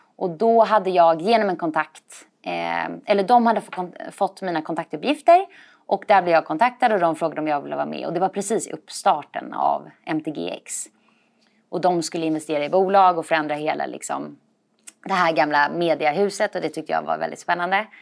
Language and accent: Swedish; Stockholm, Stockholm County, Sweden; also born or lived in Copenhagen, Denmark; Jag är från Stockholm från början. Eh, och, eh, så jag är uppvuxen här.